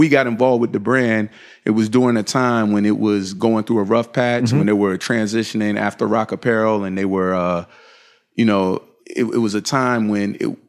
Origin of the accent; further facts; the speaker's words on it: Virginia, United States; And we actually had Creative Recreation Footwear before I moved from Virginia.